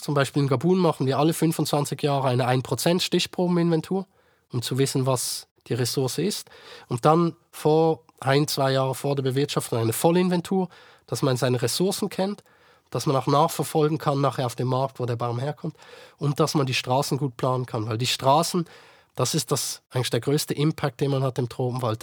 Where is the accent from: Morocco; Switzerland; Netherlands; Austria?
Switzerland; bei uns in der Schweiz